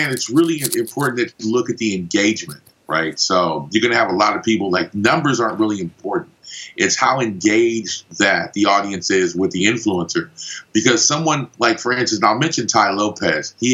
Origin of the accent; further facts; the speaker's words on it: Panama; accent: Los Angeles, California; also born or lived in Los Angeles; originally, I'm from Panama, but obviously, I've spent a ton of time in Los Angeles, California, because that's where the accent is from.